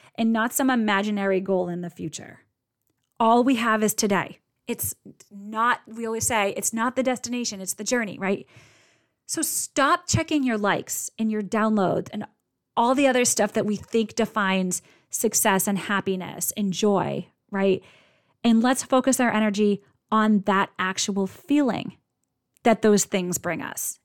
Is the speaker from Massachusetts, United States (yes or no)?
yes; Boston, Massachusetts, United States; I'm from Boston